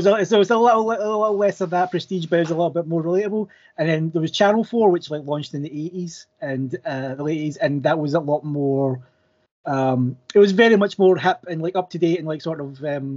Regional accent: Scotland, United Kingdom; I'm, as you might be able to tell, I'm Scottish, and I was apparently the first international guest.

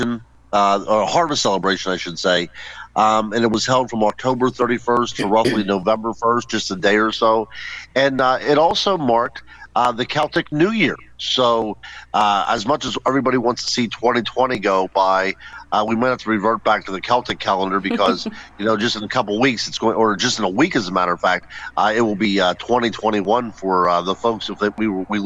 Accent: Western Pennsylvania, United States; I grew up in Western Pennsylvania

